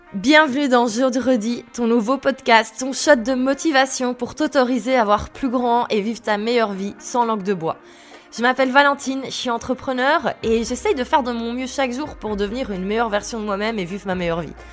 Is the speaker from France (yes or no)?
no; Belgium; also born or lived in Brussels; Je suis belge, j'habite à Bruxelles